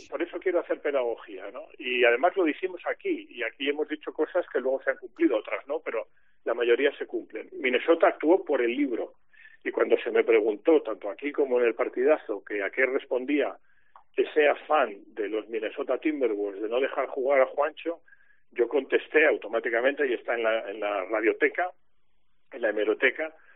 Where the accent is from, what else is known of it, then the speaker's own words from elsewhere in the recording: Spain; como ciudadano español